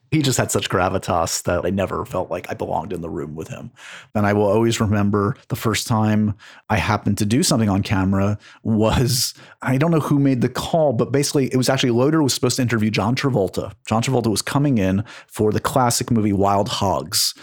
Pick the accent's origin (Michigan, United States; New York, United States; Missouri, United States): New York, United States; New York City; I grew up on the Upper West Side